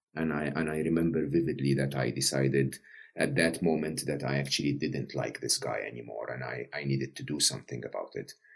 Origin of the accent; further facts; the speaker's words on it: Egypt; I'm Egyptian, uh, born and raised in Egypt.